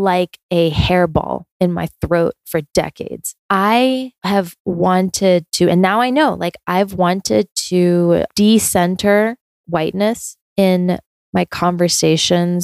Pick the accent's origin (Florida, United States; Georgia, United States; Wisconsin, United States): Georgia, United States; also born or lived in South Korea / New York City; I basically like grew up in Georgia